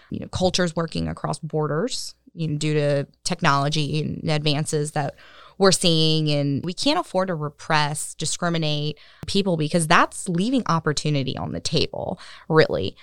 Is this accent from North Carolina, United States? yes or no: yes; Cary, North Carolina, United States; I grew up in Cary